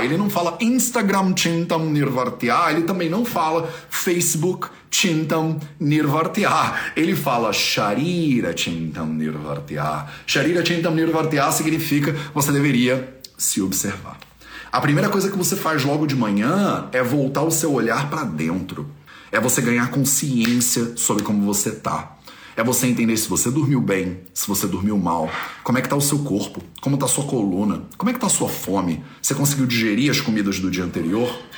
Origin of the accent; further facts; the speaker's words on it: Brazil; eu sou brasileiro, eu nem sou daqui.